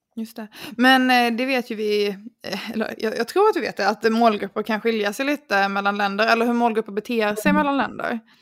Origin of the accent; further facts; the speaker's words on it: Sweden; som svensk